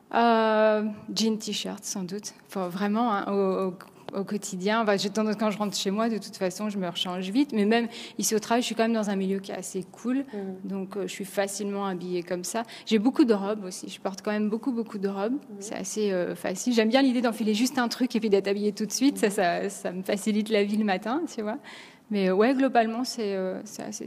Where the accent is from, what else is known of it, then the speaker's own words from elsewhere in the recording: France; accent: French; now in New York, United States; notre accent français en anglais